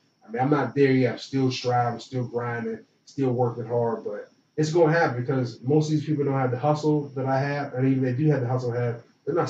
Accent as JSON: {"language": "English", "town": "Pittsburgh", "region": "Pennsylvania", "country": "United States", "tie": "born or raised there", "said": "getting back to the market in Pittsburgh, getting that market as well, because that's my hometown."}